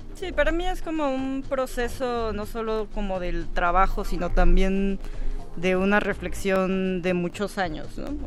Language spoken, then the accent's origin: Spanish; Oaxaca, Mexico; moved away as an adult; now in Mexico City, Mexico; yo soy de Oaxaca